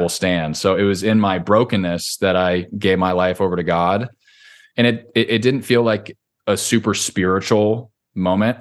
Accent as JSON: {"language": "English", "area": "Orange County", "region": "California", "country": "United States", "tie": "born or raised there", "moved": "as an adult", "lives_now": "Nashville, United States", "said": "when I grew up in Orange County, California"}